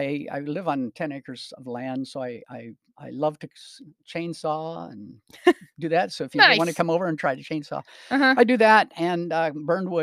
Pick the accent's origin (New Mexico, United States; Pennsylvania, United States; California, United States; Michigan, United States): New Mexico, United States; Rehoboth; I was raised in New Mexico at Rehoboth